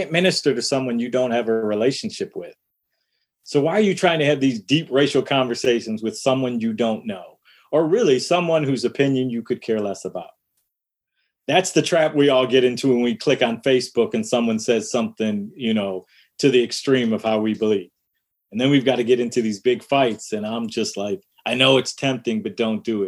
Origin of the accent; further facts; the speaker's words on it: Detroit, Michigan, United States; one of my experiences growing up in Detroit was playing basketball in the backyard